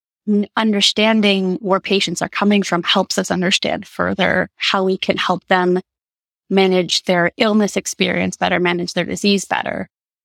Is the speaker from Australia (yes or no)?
no; Guatemala; moved away; also born or lived in Rhode Island, United States / Indiana, United States; my mother's from Guatemala, and growing up there throughout my childhood and spending a long period of time during my life